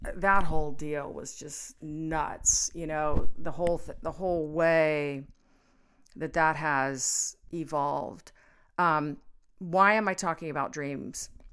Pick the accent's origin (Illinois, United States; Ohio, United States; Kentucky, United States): Ohio, United States; Cincinnati; also born or lived in Florida; I was about six years old, and we moved from Florida to Cincinnati